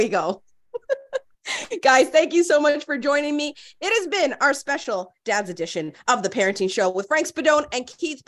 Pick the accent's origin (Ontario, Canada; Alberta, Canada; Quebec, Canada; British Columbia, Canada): Ontario, Canada; Toronto; I grew up in Rexdale